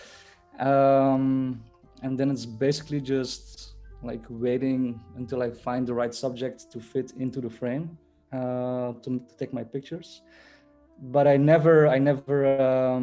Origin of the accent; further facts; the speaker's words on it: Belgium; also born or lived in South Korea; I was born in 87 in Korea, actually, but then I was adopted to Belgium when I was 4 months old. So I've been living my whole life in Belgium